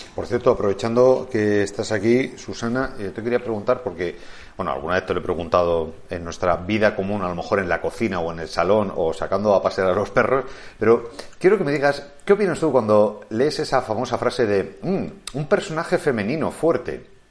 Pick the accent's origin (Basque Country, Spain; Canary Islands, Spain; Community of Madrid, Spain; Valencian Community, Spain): Community of Madrid, Spain; Madrid; soy madrileño y hablo catalán